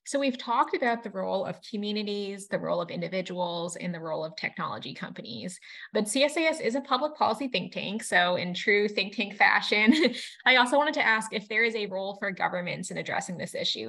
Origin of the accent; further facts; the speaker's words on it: Massachusetts, United States; growing up in Massachusetts